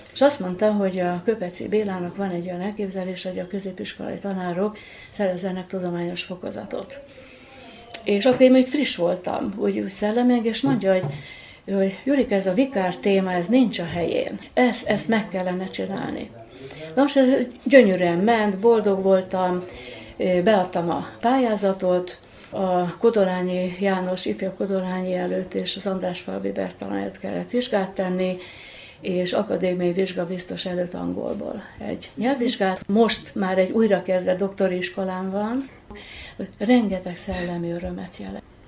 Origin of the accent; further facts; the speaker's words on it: Kölesd, Tolna, Hungary; now in Érd, Hungary; Szülőfalom az Tolna megye Köles, de egy nagyon szép, poétikus falu. Természet közelben nőttem fel